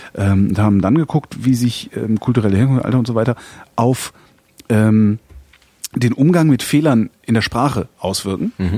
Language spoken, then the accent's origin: German; Germany; wir sind halt Deutsche